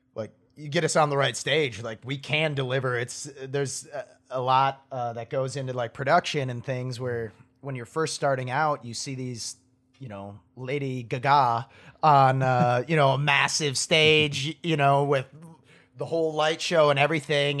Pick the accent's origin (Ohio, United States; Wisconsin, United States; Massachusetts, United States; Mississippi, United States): Wisconsin, United States; Appleton; moved away as an adult; now in Nashville, United States; I grew up in Ap-, or in Wisconsin, a town called Appleton